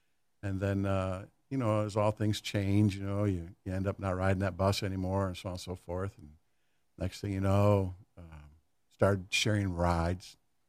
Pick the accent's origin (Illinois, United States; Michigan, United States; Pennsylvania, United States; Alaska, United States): Michigan, United States; Grand Rapids; Grand Rapids.